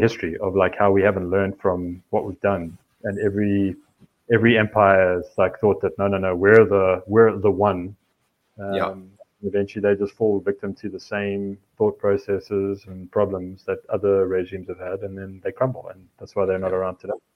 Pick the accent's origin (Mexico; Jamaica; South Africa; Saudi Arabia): South Africa; now in United States; as a South African in the States